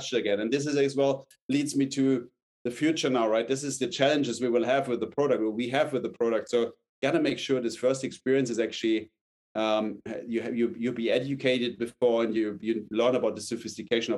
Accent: Munich, Bavaria, Germany; I grew up in like in Munich, but in outside Munich

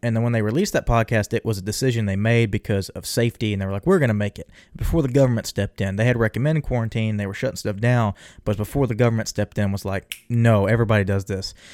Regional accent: Texas, United States; me being a Texan

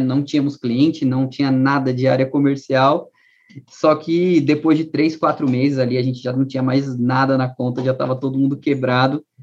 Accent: São Paulo, Brazil; also born or lived in Northeast Brazil; eu morei no Nordeste, dos 14 aos 18 anos, nasci em São Paulo, mas morei no Nordeste quatro anos

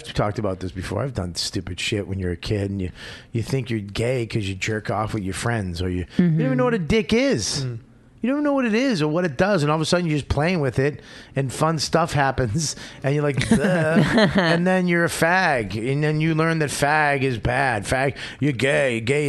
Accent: Boston, Massachusetts, United States; I grew up in Boston

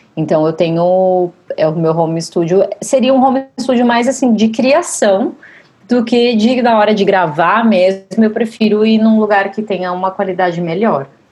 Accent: Santos, São Paulo, Brazil; now in São Paulo, Brazil; eu moro em São Paulo desde 2005, eu sou de Santos.

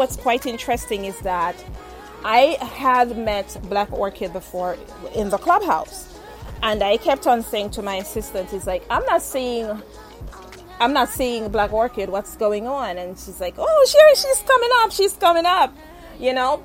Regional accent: Jamaica; I'm Jamaican

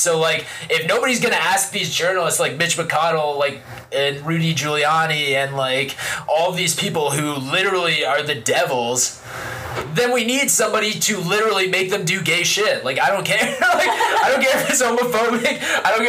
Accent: United States; growing up in the time that we grew up in America

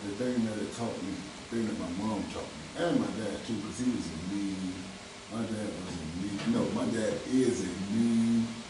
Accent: Orlando, Florida, United States; born and raised in Orlando, Florida.

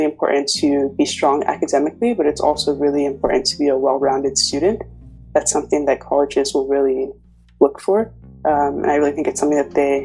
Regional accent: Wesley Chapel, Florida, United States; moved away as an adult; also born or lived in Ikeja, Nigeria / Tampa, Florida; now in Cambridge, United Kingdom; moved to Wesley Chapel, Florida, which is right next to Tampa

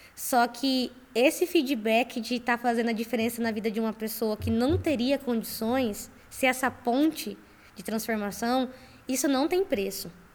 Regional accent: Campo Grande, Mato Grosso do Sul, Brazil; Eu sou de Campo Grande, Mato Grosso do Sul

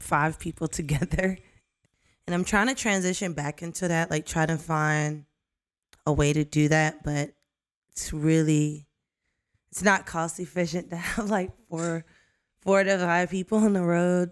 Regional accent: Savannah, Georgia, United States; born and raised in Savannah, Georgia.

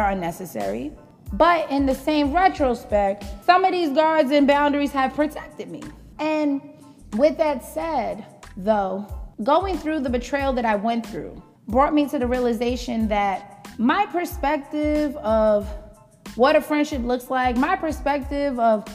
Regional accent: New York City, New York, United States; I grew up in the Bronx

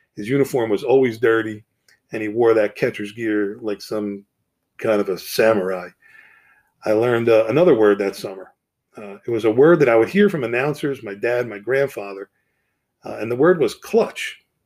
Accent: Harrison, New Jersey, United States; I grew up in New Jersey, so we're right over the bridge

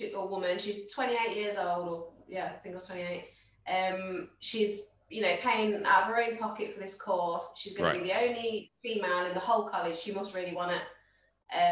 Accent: Midlands, United Kingdom; we're all from the Midlands

